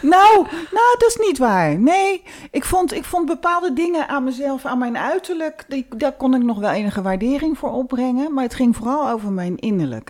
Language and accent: Dutch; Rotterdam, South Holland, Netherlands; we komen uit Rotterdam